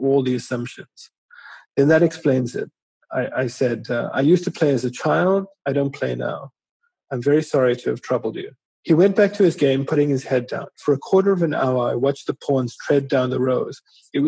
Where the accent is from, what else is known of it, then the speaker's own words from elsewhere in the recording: Durban, KwaZulu-Natal, South Africa; growing up in Natal